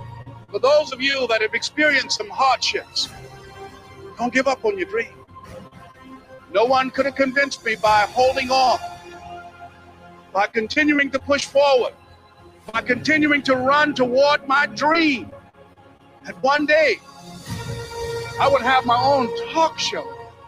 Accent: Miami, Florida, United States; born there; I was born in Miami, Florida, in an area called Liberty City, in an abandoned building on a hard linoleum floor with my twin brother.

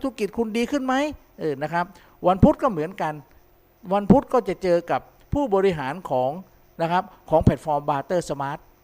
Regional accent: Southern Thailand, Thailand; accent: southern; ผมเนี่ยเป็นคนใต้

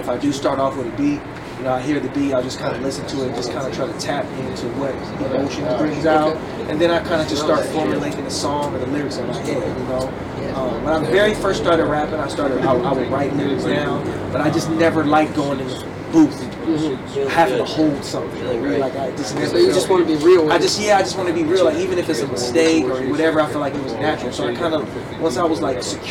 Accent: Richmond, California, United States; I'm from Richmond, California, which is in the Bay Area, Northern California

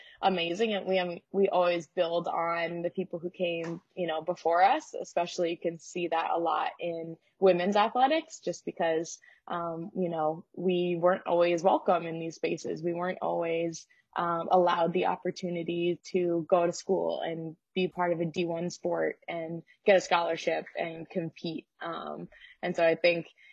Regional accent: St. Louis, Missouri, United States; I'm from Missouri

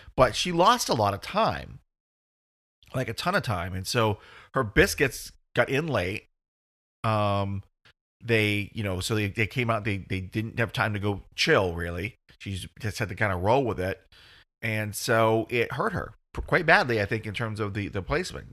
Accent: United States; I'm dumb American

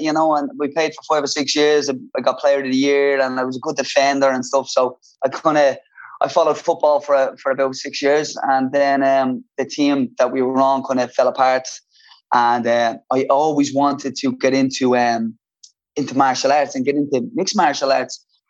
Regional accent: Dublin, Leinster, Ireland; I loved growing up in Ballymun

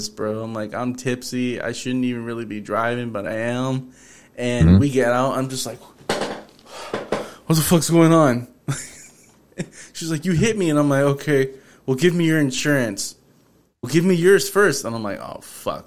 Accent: Houston, Texas, United States; I'm from North Side

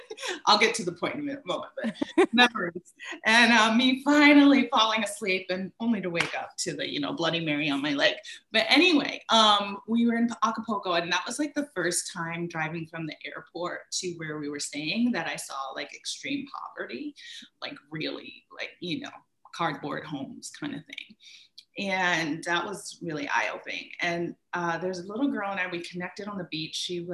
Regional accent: Bermuda; born there; and I was born in Bermuda. I would go back and forth to Bermuda

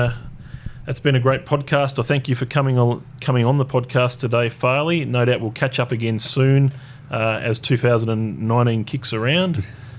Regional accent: Tasmania, Australia; moved away; So I was born in Tassie.

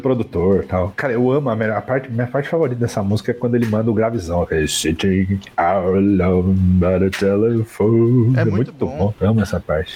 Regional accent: Brazil; Mas eu sou brasileiro

